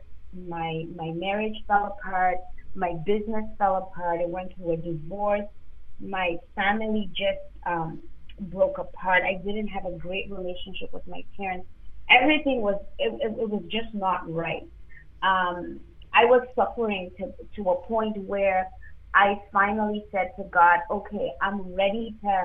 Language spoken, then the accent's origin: English; Zimbabwe; now in Toronto, Canada; I'm actually African. So I was born in Zimbabwe